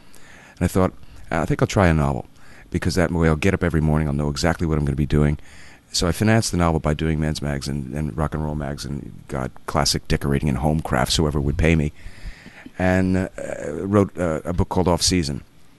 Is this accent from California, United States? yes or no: no; New Jersey, United States; moved away as an adult; also born or lived in Boston / New York; I was born and raised in New Jersey. I went to college in Boston, taught a couple of years there. Moved to New York